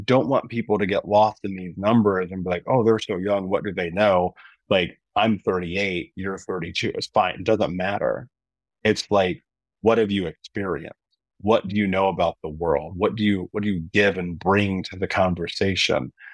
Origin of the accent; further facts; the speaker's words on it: Midwest, United States; also born or lived in Indiana; growing up in the Midwest and being in Indiana at the time